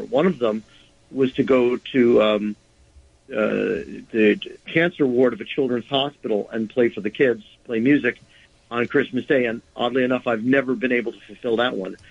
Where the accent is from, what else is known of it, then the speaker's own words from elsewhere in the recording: New York City, New York, United States; growing up in New York, um, we were always conscious of the less fortunate because they were all around us. And there's that very, very odd dichotomy of being in arguably one of the richest cities in the world